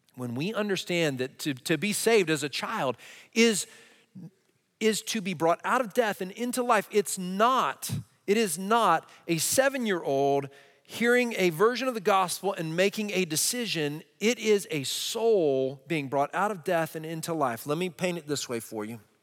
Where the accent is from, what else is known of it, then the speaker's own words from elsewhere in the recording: Texas, United States; I grew up in Texas in a Christian